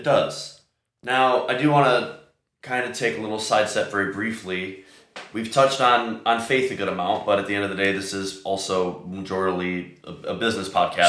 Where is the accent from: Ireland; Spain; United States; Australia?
United States; Chicago, Illinois; I'm from Chicago